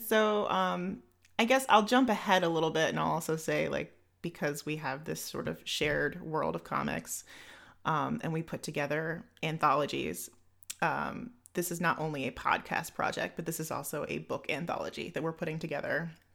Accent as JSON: {"language": "English", "country": "United States", "also_born_or_lived": "Chicago", "said": "I am your American host. Um, I live in Chicago"}